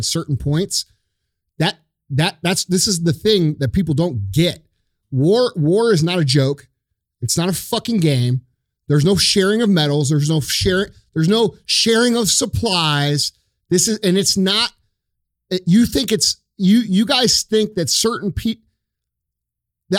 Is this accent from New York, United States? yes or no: no; St. Louis, Missouri, United States